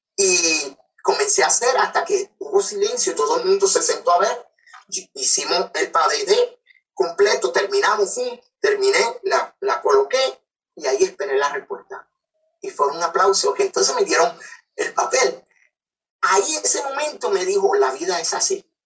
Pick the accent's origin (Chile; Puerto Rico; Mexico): Puerto Rico; Ponce; also born or lived in Coamo, Puerto Rico; yo soy natural de Ponce, Puerto Rico, y adoptado en la ciudad de Coamo, Puerto Rico.